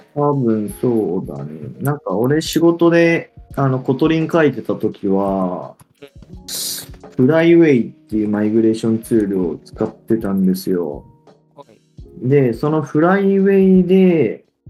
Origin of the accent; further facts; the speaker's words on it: Hiroshima, Japan; 広島、地元